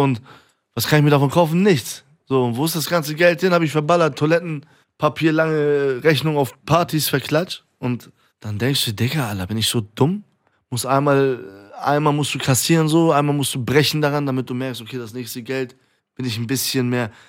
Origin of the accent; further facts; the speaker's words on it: Iran; now in Germany; in meinem Heimatland derbe Aufstände sind in Iran